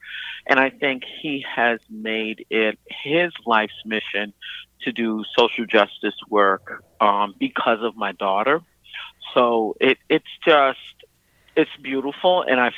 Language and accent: English; New York City, New York, United States; I'm from born and raised in Brooklyn, New York. Grew up in early 70s, 80s.